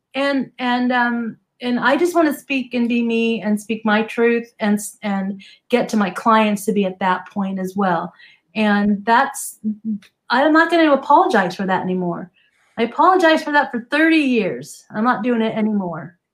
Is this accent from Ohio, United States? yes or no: no; New Jersey, United States; now in Southern California, United States; I grew up in New Jersey